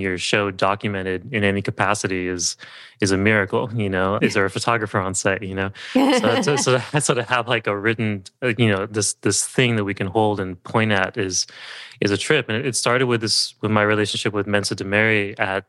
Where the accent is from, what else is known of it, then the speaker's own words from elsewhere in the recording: Southern California, United States; also born or lived in Berkeley, California / San Francisco, California; I grew up in Southern California and moved to Berkeley for college